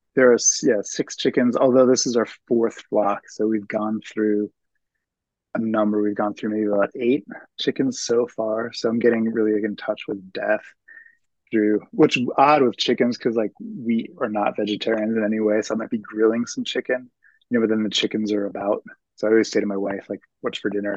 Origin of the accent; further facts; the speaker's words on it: Lawrenceville, New Jersey, United States; moved away as an adult; also born or lived in Philadelphia, Pennsylvania; I grew up in Lawrenceville, New Jersey, which is five miles outside of Princeton